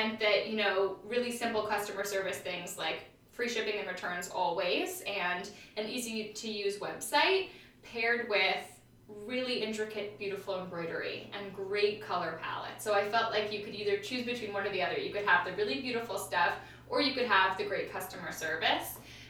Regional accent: London, United Kingdom; also born or lived in Tokyo, Japan; So I was born in London, and then we were in Tokyo, and then back to London. And throughout that entire time period, we always would move neighborhoods.

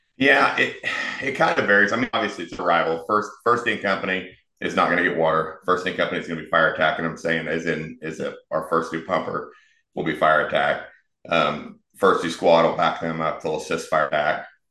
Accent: Wichita, Kansas, United States; moved away as an adult; also born or lived in Florida; born and raised in Wichita, so wanted to eventually come back

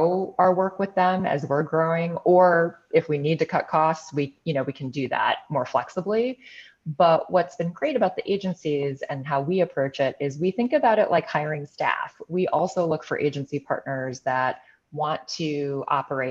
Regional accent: Chicago, Illinois, United States; here in Chicago, which is my hometown

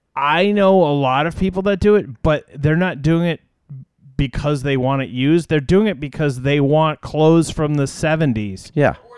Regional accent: United States; I'm an American

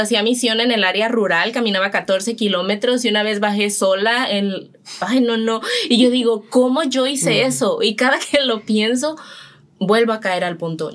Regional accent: Mexico; moved away as an adult; now in Dominican Republic; soy de México y estoy aquí

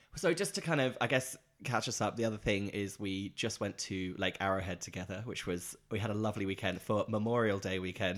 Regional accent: Norwich, East of England, United Kingdom; moved away; Norwich is my hometown where I'm from in the U K

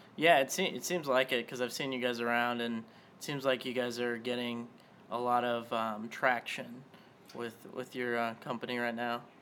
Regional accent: Las Vegas, Nevada, United States; now in Tulsa, United States; I'm originally from Vegas, but like when I came here to Tulsa

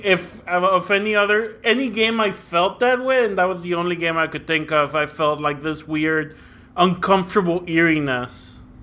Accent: Mexico; also born or lived in Brownsville, Texas, United States; now in San Antonio, United States; I grew up in Mexico and in, uh, Brownsville, Texas

